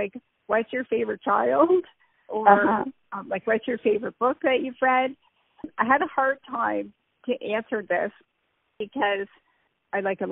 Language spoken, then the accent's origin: English; Cambridge, Ontario, Canada; moved away as an adult; also born or lived in South Korea; I was born and raised in Cambridge, Ontario, Canada, which is about an hour away from Toronto.